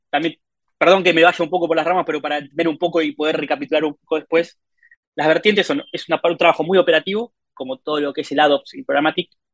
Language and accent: Spanish; Argentina; soy de Argentina.